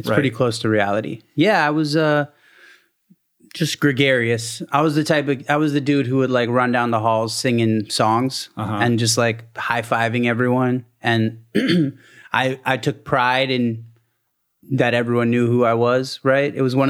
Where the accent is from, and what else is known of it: Maryland, United States; born or raised there; also born or lived in Baltimore